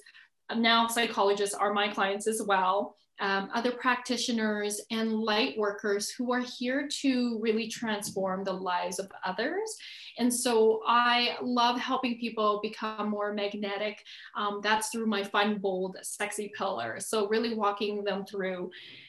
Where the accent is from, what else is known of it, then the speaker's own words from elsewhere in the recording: Edmonton, Alberta, Canada; also born or lived in Calgary; I was born in Calgary, actually, which is 3 hours from Edmonton, 3 hours south. And I think most people know where Calgary is. It's close to Rocky Mountains, Banff, Canada. And I was born there, but I was pretty much raised in Edmonton since I was four